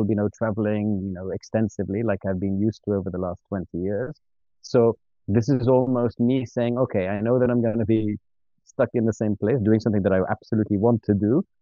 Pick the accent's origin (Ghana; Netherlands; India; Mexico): Ghana; born there; also born or lived in Tunisia / Switzerland; And uh, I was born in West Africa, in Ghana. And the first five or six years of my life were spent traveling around West Africa. Then we moved to Tunisia. Um, then we went back to Switzerland